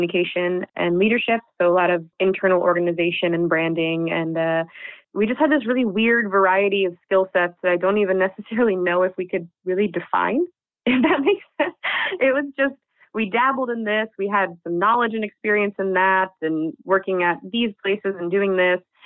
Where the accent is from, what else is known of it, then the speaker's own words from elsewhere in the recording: United States; moved away as an adult; now in Netherlands; We're both American expats living in the Netherlands